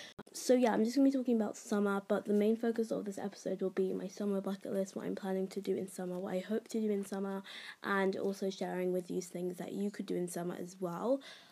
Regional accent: England, United Kingdom; I myself am English. You can probably tell from my accent

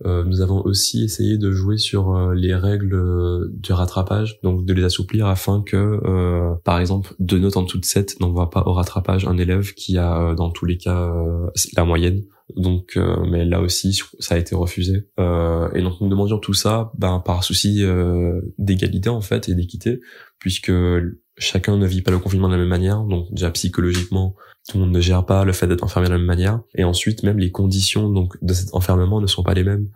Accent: Martinique; moved away as an adult; now in Rennes, France; Je suis originaire de la Martinique et je fais mes études à Rennes

